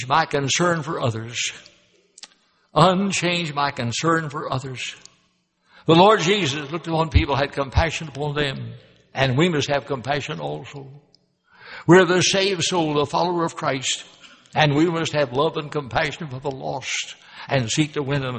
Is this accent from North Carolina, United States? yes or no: no; Louisville, Kentucky, United States; moved away as an adult; also born or lived in Memphis, Tennessee; Louisville, Kentucky, my hometown